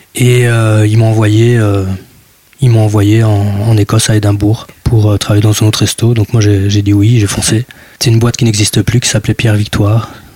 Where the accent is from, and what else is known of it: the Ardennes, Wallonia, Belgium; now in Brussels, Belgium